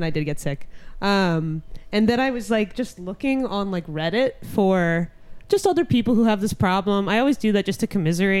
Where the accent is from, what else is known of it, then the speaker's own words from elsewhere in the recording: Silver Spring, Maryland, United States; I'm from Silver Spring.